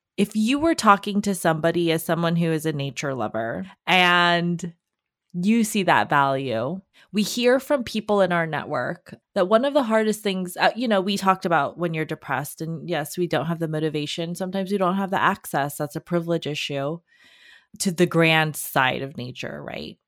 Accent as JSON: {"language": "English", "town": "Los Angeles", "region": "California", "country": "United States", "tie": "born or raised there", "said": "I grew up in Los Angeles"}